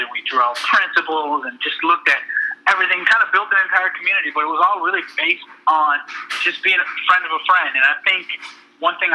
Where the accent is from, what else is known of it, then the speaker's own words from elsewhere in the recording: Elgin, Illinois, United States; I'm from Elgin, which is a suburb of Chicago